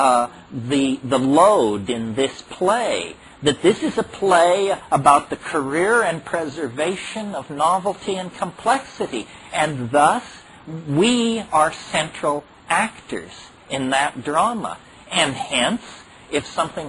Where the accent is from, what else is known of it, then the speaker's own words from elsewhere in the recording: Berkeley, California, United States; I grew up in Berkeley in the 1960s